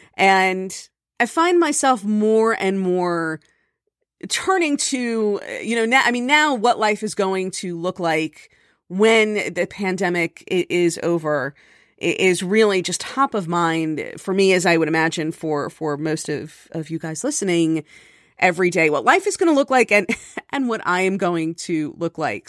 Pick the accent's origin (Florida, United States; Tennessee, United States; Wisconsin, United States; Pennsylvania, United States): Florida, United States; Miami; growing up in Miami